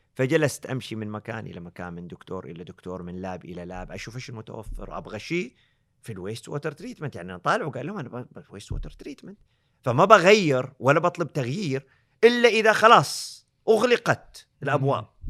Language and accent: Arabic; Eastern Province, Saudi Arabia; also born or lived in Canada; انا من الشرقيه